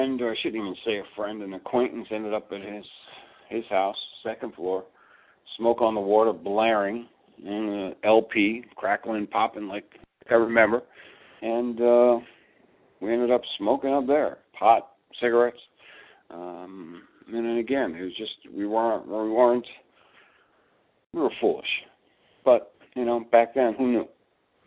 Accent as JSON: {"language": "English", "area": "Long Island", "region": "New York", "country": "United States", "tie": "born or raised there", "also_born_or_lived": "Brooklyn", "said": "I grew up in Long Island"}